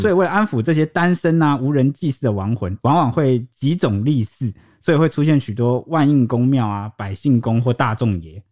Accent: Taiwan; 其实我们台湾人真的是很特别哦

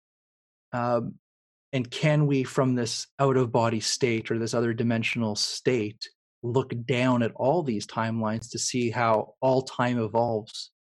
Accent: Canada; I'm also Canadian too

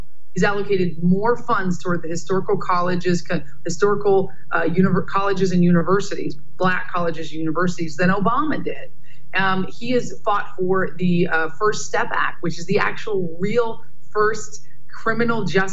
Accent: New York, United States; I'm from New York

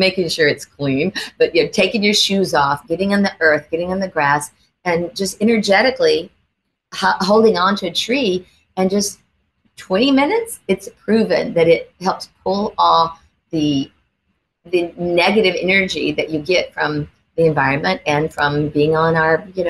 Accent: the South, United States; I grew up in the South, so I have a huge faith in God

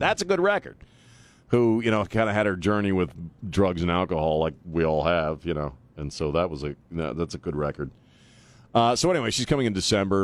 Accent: Annapolis, Maryland, United States; now in San Antonio, United States; I grew up in Annapolis

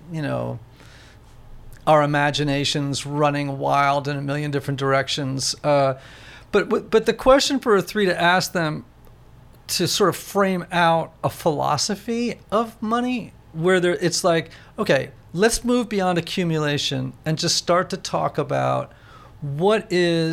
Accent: Greenwich, Connecticut, United States; I grew up in Greenwich, Connecticut and didn't leave there

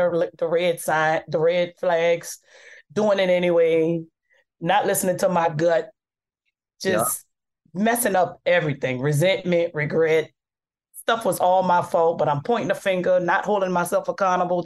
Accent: New Orleans, Louisiana, United States; moved away; I'm from New Orleans, where we so cool with celebrities.

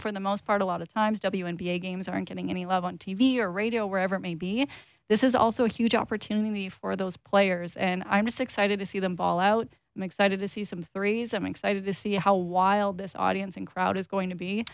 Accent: Saskatchewan, Canada; now in Toronto, Canada; I'm originally from Saskatchewan

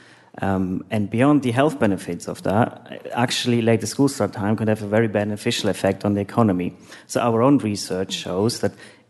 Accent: Switzerland; now in London, United Kingdom; I live in London, but originally I'm from Switzerland

